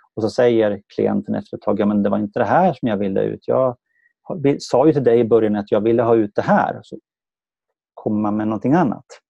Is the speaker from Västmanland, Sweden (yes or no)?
yes; Sala, Västmanland, Sweden; now in Värmdö, Sweden; kommer jag från Sala i Västmanland